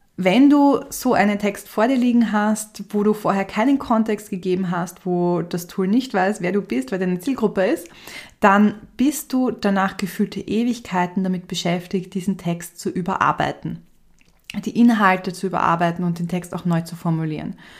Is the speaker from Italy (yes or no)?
no; Austria; ich bin ja Österreicherin